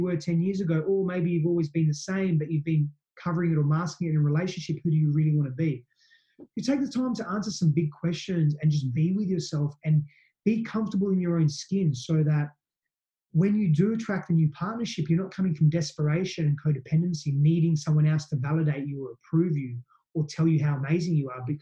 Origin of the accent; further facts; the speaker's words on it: Australia; I'm Aussie in parts